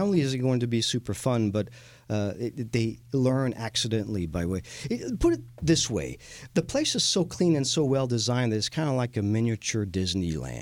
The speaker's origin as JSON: {"language": "English", "country": "France", "also_born_or_lived": "Texas", "moved": "yes", "lives_now": "Houston, United States", "said": "I am the Texan from France"}